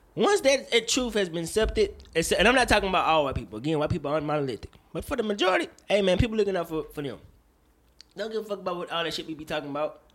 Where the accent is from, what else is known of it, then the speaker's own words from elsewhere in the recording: Woodville, Mississippi, United States; I'm from Woodville, Mississippi